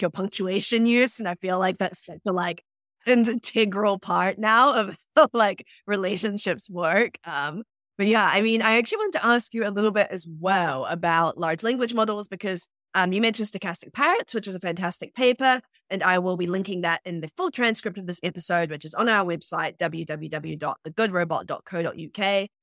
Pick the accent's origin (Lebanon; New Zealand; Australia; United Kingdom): New Zealand; also born or lived in Sierra Leone; I'm from New Zealand and I grow up there